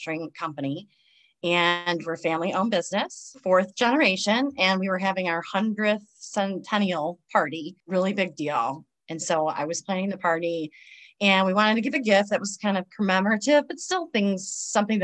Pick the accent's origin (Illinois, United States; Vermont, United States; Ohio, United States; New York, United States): Ohio, United States; Cleveland; I'm from Cleveland